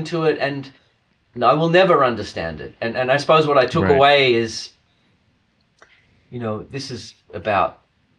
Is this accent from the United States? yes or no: no; Australia; I come from Australia